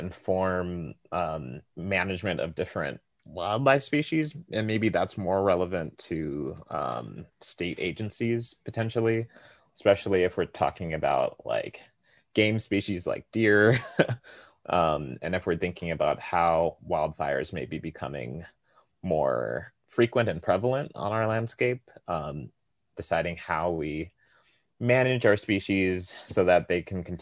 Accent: California, United States; I'm originally from California

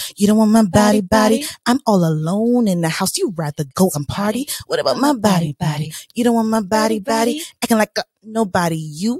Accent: Barbados; moved away; I grew up in Barbados

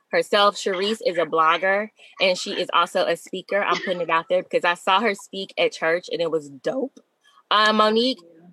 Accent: Arkansas, United States; I'm from Arkansas

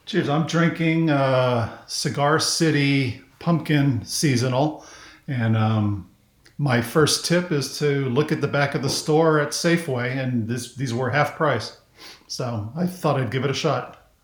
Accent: Miami, Florida, United States; also born or lived in Kansas; I basically grew up in South Florida. Um, so we moved from Kansas to Miami when I was in first grade, and then I spent the rest of my childhood in Miami until I graduated from high school

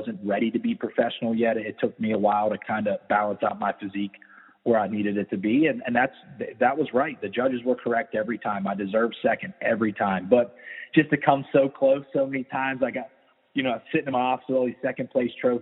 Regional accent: Weirton, West Virginia, United States; now in Tampa, United States; I'm from Weirton, West Virginia

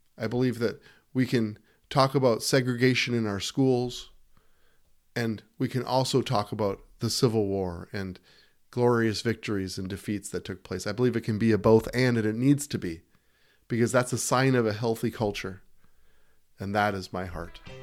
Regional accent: United States; as an American

